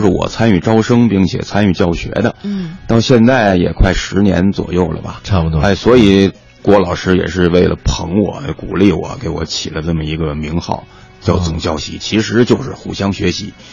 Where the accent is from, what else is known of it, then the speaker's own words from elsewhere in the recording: Tianjin, China; 我呢，从小在天津呐